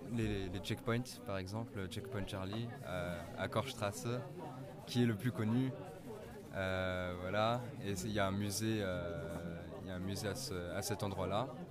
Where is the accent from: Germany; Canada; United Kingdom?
Germany; Frankfurt, Hesse; moved away as an adult; now in Strasbourg, France; je suis né en Allemagne, à Francfort, et j'ai toujours vécu donc, à Francfort jusqu'à ce que j'arrive à Strasbourg cette année